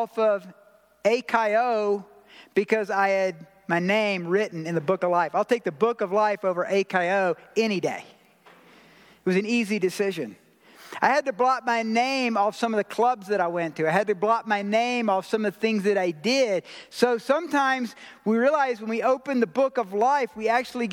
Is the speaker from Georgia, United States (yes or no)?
yes; Georgia, United States; now in Colorado Springs, United States; I'm from Georgia.